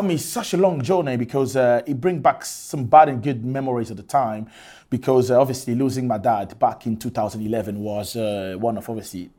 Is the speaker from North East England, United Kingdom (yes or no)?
no; Scotland, United Kingdom; Yes. I grew up in Scotland. You know what I mean? I live in Scotland literally all my life.